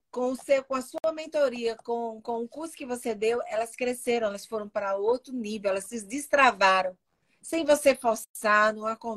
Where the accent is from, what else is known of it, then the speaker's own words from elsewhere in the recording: Minas Gerais, Brazil; E eu, como sou mineira, sei fazer linguiça.